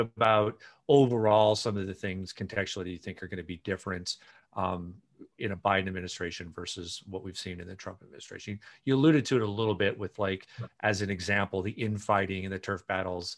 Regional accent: Iowa, United States; moved away; I was from Iowa originally.

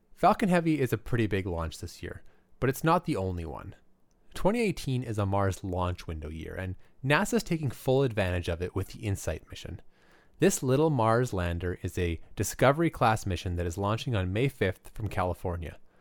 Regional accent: Alberta, Canada; I grew up in Alberta

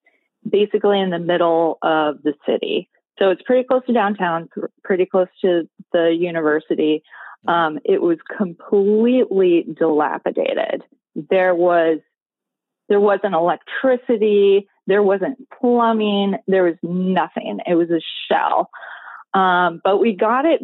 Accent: Iowa, United States; moved away as an adult; now in Gainesville, United States; I'm from Iowa. So I am not a Gainesville native. My husband and I moved here in 2009

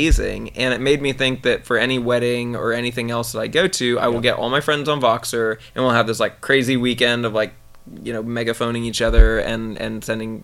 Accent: Silicon Valley, California, United States; I grew up here and in the Silicon Valley

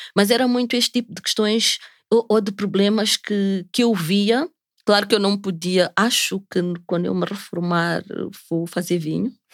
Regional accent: Maputo, Maputo City, Mozambique; sou nascida e crescida aqui em Maputo

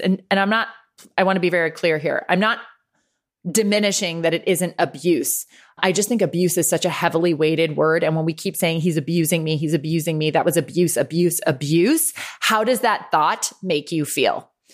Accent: Westchester County, New York, United States; also born or lived in Ireland / Los Angeles; I grew up just thirty-five minutes north of the city in Westchester County. Uh, moved there from Ireland at eight years old.

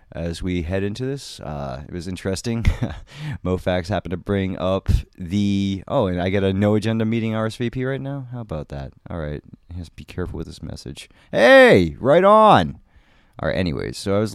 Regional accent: United States; But, you know, I'm American.

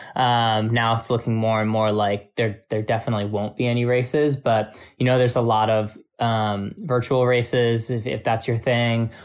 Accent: Albany, New York, United States; moved away; my hometown running store in Albany, New York

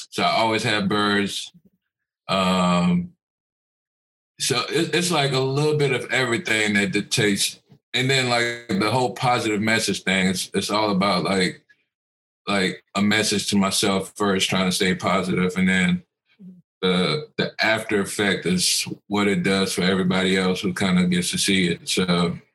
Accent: Cameroon; born there; I was born in Cameroon, West Africa, so like growing up I always had African masks in the house

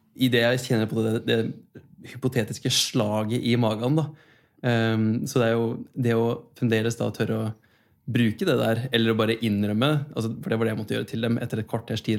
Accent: Kongsberg, Buskerud, Norway; moved away; Da var jeg hjemme i Kongsberg

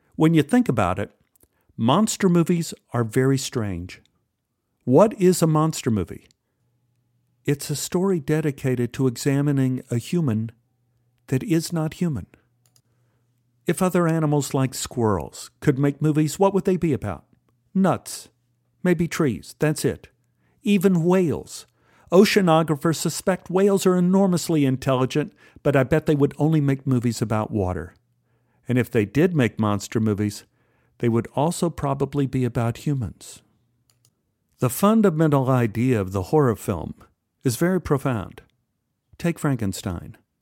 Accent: Dallas, Texas, United States; me growing up in Oak Cliff.

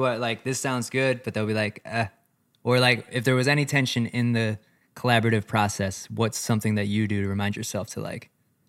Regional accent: Chicago, Illinois, United States; it's funny because I met them in Colorado, but we're like both from Chicago.

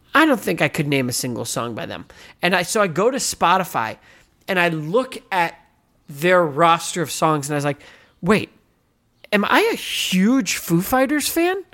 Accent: United States; I'm American

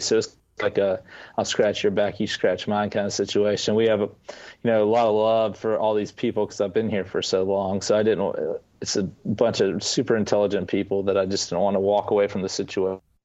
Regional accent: Atlanta, Georgia, United States; also born or lived in Clinton, South Carolina; I was born in Atlanta, Georgia. I remain in Atlanta, Georgia.

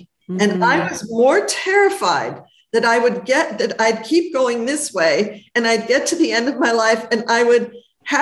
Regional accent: Los Angeles, California, United States; I'm from Hollywood

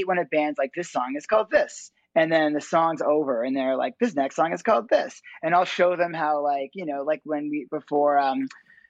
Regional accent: Ottawa, Ontario, Canada; also born or lived in Toronto; I grew up actually in Ottawa, Canada, the capital of Canada

